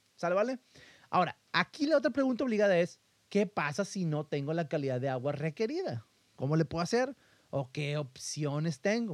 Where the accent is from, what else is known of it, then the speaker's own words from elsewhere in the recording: northern Mexico, Mexico; De aquí de donde yo soy, esta parte del norte de México